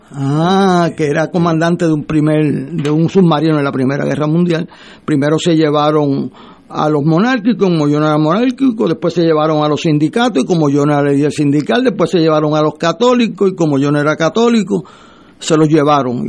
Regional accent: Puerto Rico; como puertorriqueño

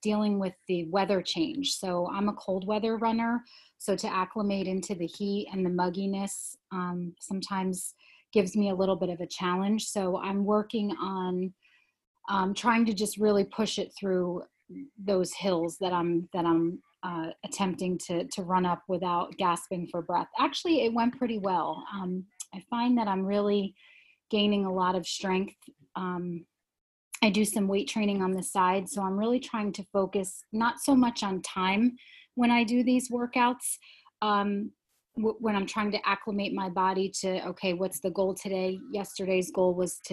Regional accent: Harmony Township, New Jersey, United States; I am from a little town called Harmony Township, New Jersey. Which is outside of Phillipsburg

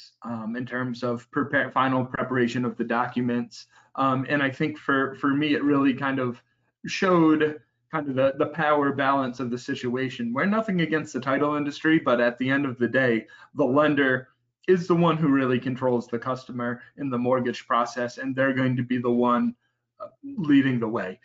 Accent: New England, United States; I grew up in New England around a family owned title company

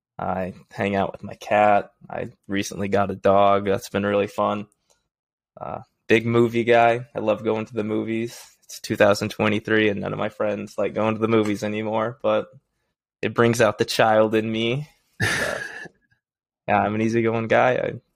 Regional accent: Oklahoma, United States; born there; also born or lived in Arizona / Texas / Missouri / California; now in Washington, D.C., United States; I am 27. I was born in Oklahoma and I moved to Arizona. I've lived in Texas for a summer, Missouri, California, Boise, obviously. And I currently live in Washington, D.C.

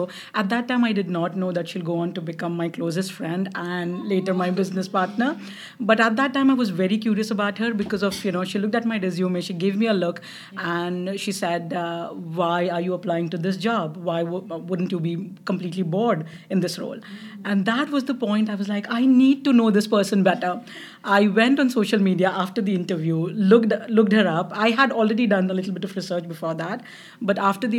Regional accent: Mumbai, Maharashtra, India; moved away as an adult; also born or lived in London, United Kingdom; now in Ottawa, Canada; I grew up in Mumbai

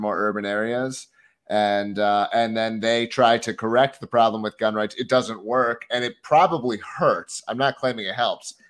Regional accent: Philadelphia, Pennsylvania, United States; now in New Hampshire, United States; I grew up in Philadelphia

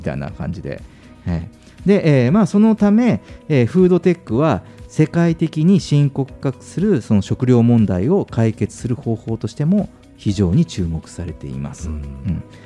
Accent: Kyushu, Japan; moved away; 僕の実家も九州の田舎もそうなんですよ

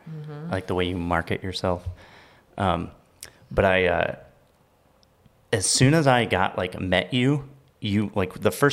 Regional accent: Midwest, United States; I grew up in the Midwest in a farm town

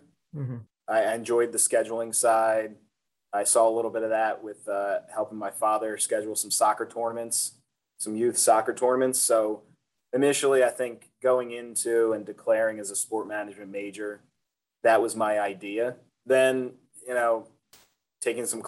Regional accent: Ocean City, New Jersey, United States; growing up in Ocean City

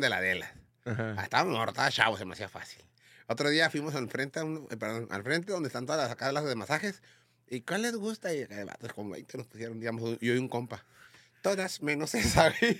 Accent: Tijuana, Baja California, Mexico; yo no soy chilango, yo soy de Tijuana

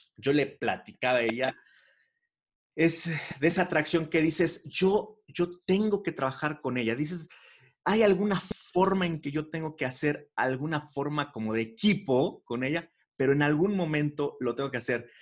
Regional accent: Mexico; siendo mexicano

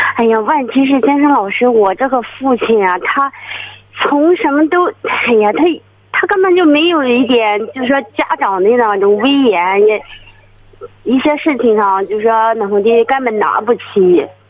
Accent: Zouping, Shandong, China; 我是周平县魏桥那儿的

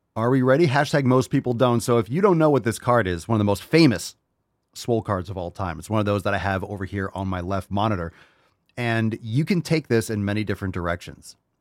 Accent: Connecticut, United States; also born or lived in New York / Pennsylvania; now in Florida, United States; I grew up in Connecticut.

